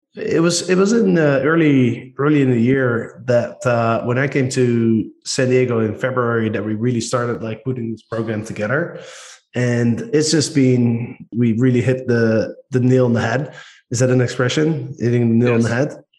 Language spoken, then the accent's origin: English; Netherlands; accent: Dutch; English is a second language; moved away; we as Dutch people, we have a very distinct accent.